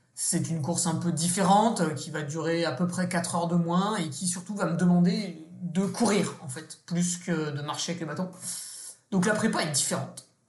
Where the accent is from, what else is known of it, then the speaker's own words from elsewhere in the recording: Savoy, Auvergne-Rhône-Alpes, France; Je suis savoyard